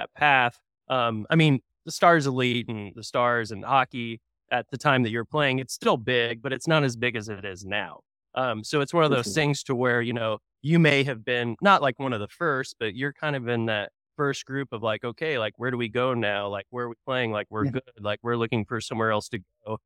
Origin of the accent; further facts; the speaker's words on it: Tulsa, Oklahoma, United States; I'm from Tulsa originally